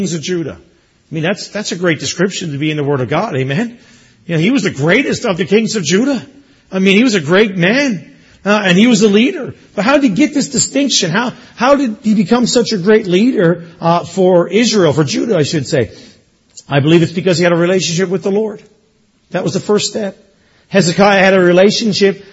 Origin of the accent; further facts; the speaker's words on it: Newfoundland and Labrador, Canada; moved away as an adult; also born or lived in Erin, Ontario; now in Ontario, Canada; growing up in Newfoundland